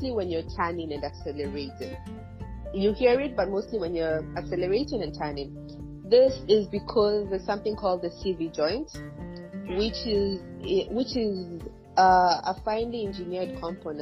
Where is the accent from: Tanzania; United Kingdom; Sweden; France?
Tanzania; I'm from Tanzania, it's Africa